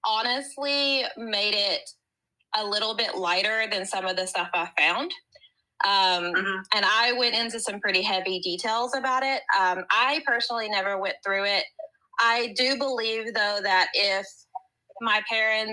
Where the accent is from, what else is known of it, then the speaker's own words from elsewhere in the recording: Southern West Virginia, United States; I am from West Virginia, so we pretend we're the South, and we're not. But I am from Southern West Virginia